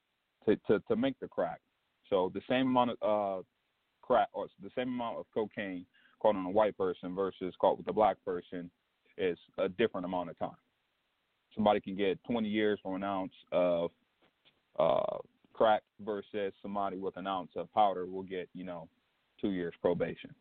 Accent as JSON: {"language": "English", "town": "Detroit", "region": "Michigan", "country": "United States", "tie": "born or raised there", "said": "I'm from Detroit, Michigan"}